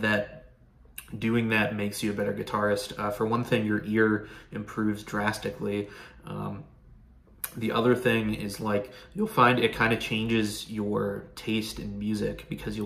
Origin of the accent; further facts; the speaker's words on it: Pennsylvania, United States; I grew up in Pennsylvania